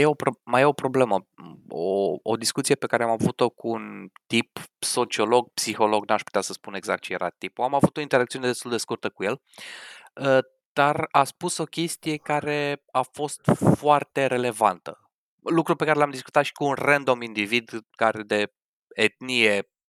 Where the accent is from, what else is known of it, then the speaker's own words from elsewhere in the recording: Romania; moved away; noi, ca români